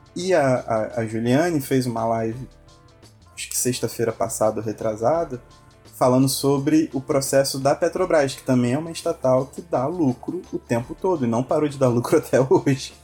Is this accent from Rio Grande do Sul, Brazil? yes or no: no; Paraty, Rio de Janeiro, Brazil; minha cidade, minha terrinha, Paraty